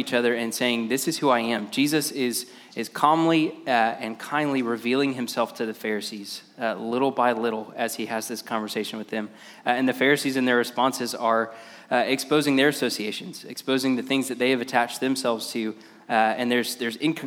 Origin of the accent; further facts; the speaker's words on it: Lakeland, Florida, United States; now in Ocala, United States; I'm from Ocala, but I grew up in Lakeland